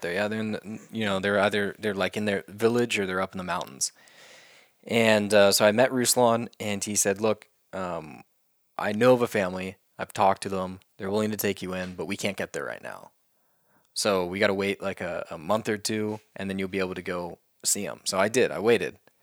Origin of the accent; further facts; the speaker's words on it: Oklahoma, United States; growing up in Oklahoma in our schools